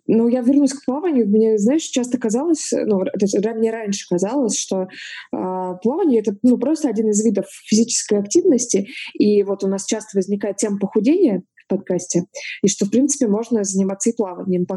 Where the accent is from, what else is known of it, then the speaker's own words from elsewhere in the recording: Novorossiysk, Krasnodar Krai, Russia; я родилась, выросла в Новороссийске, берег Черного моря